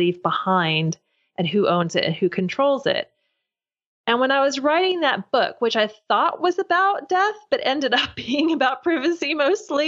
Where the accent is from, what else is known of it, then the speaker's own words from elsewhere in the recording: Louisville, Kentucky, United States; now in London, United Kingdom; I do live in London, although I'm originally from Louisville, Kentucky.